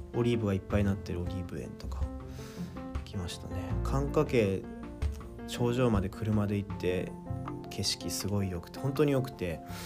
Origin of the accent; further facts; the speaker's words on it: Kawasaki, Kanagawa, Japan; 僕川崎市というとこに住んでて出身なので